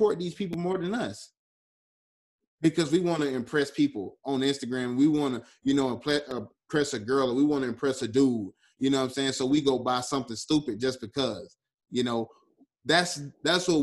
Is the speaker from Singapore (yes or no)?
no; the South, United States; I'm from the South, and that is our history in the South.